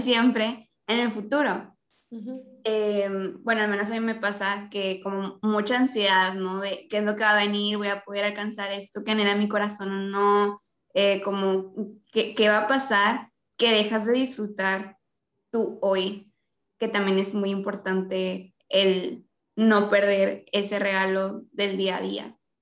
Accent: Mexico; nosotros como mexicanos

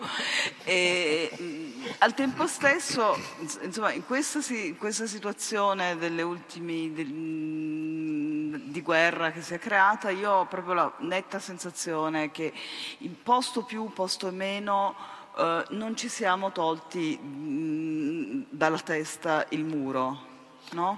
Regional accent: Germany; moved away; essere nata e cresciuta in Germania da genitori appunto sopravvissuti alla Shoah

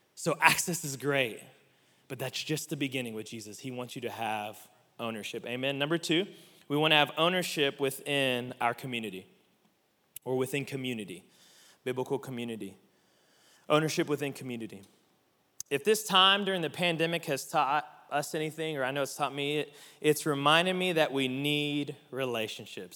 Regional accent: Oklahoma City, Oklahoma, United States; growing up in the South

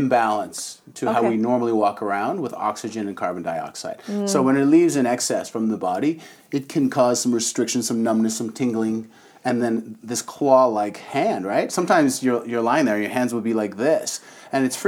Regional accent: Canada; moved away; also born or lived in Toronto; I'm from Canada

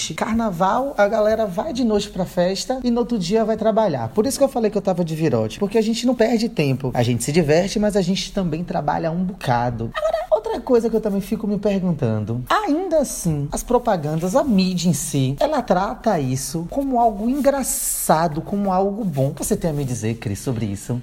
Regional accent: Bahia, Brazil; accent: Bahian; baiano fala é assim. Beleza, a gente fala nosso sotaque

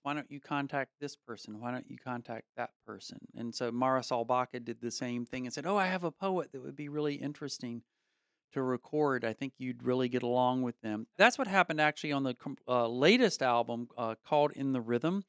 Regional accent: Statesville, North Carolina, United States; mine is nineteen sixty-three, Statesville, North Carolina

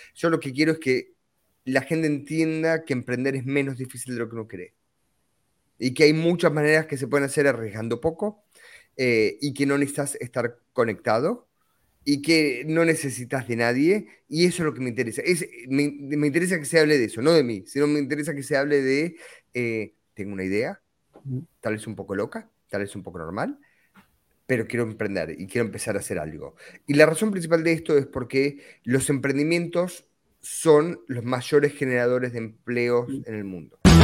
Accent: Argentina; moved away; soy originalmente argentino

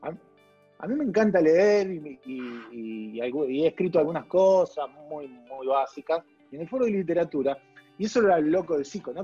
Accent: Avellaneda, Buenos Aires Province, Argentina; yo soy de Avellaneda

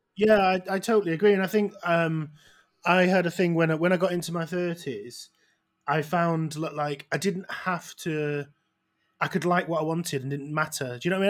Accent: outside Manchester, North West England, United Kingdom; I'm not even from Manchester

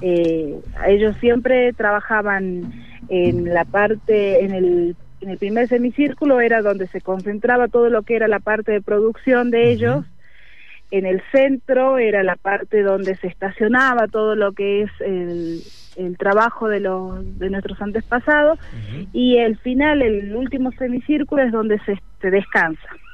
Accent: Amaicha del Valle, Tucumán, Argentina; Es una comunidad indígena los Amaicha y bueno, en cuanto a lo que es la bodega, estamos todos dentro de la comunidad indígena

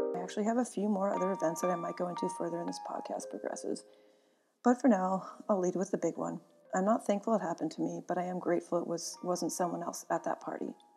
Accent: Sonoma, California, United States; also born or lived in Santa Rosa, California; I grew up with both my parents and my older sister in Northern California

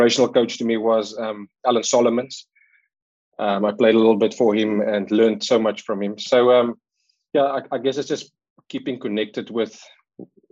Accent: Bloemfontein, Free State, South Africa; moved away as an adult; also born or lived in Cape Town, South Africa; now in Canada; I grew up in Bloemfontein

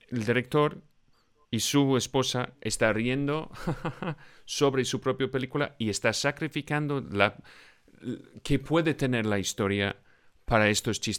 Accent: Scotland, United Kingdom; soy de Escocia

